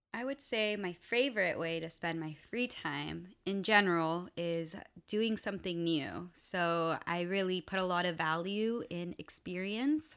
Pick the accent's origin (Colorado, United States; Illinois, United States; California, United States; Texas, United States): California, United States; West Covina; also born or lived in Los Angeles; I was born in California, West Covina specifically, but my family is from Venezuela and Colombia.